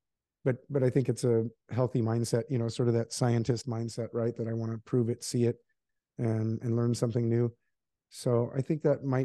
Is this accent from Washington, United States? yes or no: no; Alaska, United States; moved away as an adult; also born or lived in Seattle; I grew up in Alaska